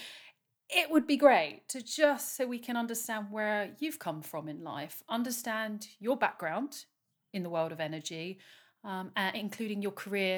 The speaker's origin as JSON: {"language": "English", "country": "United Kingdom", "said": "I'm very British talking about this now"}